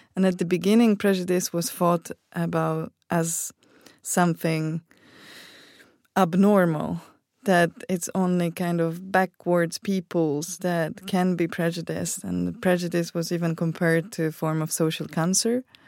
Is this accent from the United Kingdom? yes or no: no; Poland; I come from Poland